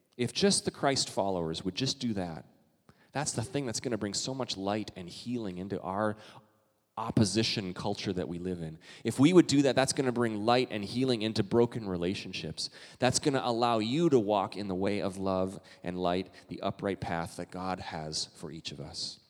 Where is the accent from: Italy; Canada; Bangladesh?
Canada; now in United States; I'm Canadian